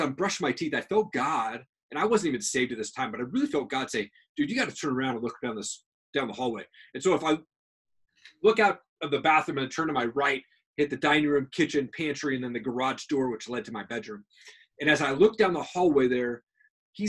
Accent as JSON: {"language": "English", "town": "Tri-Cities", "region": "Washington", "country": "United States", "tie": "born or raised there", "moved": "yes", "lives_now": "Coeur d'Alene, United States", "said": "I'm originally from Tri-Cities, Washington, which is probably about 2.5 hours from here. And I grew up in this house"}